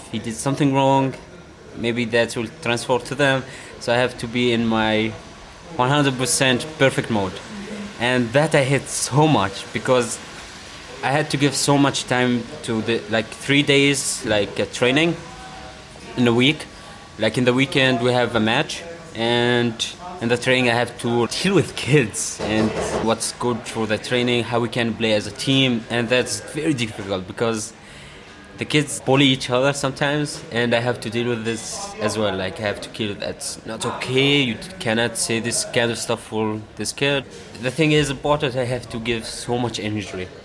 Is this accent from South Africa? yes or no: no; Syria; also born or lived in Iraq; I was born in Iraq. It's my home country, but I don't feel even sick home for Iraq or Syria because in Syria I lived my majority because I grew up there with my family